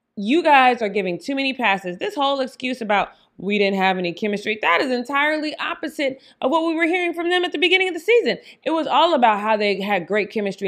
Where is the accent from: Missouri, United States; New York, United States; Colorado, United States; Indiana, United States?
Colorado, United States; Denver; I'm from Denver